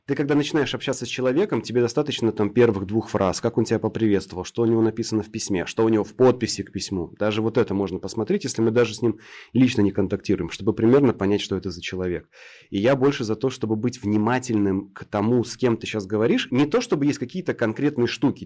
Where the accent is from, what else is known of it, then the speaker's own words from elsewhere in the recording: Krasnodar Krai, Russia; я вот с Кубани